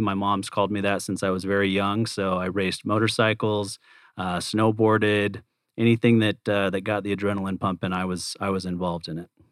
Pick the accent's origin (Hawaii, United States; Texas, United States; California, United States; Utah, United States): Utah, United States; Provo; I was born and raised in Provo, Utah